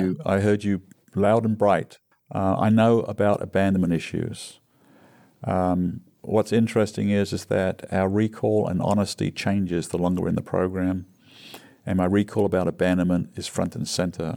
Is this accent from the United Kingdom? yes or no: yes; England, United Kingdom; moved away as an adult; now in United States; growing up in England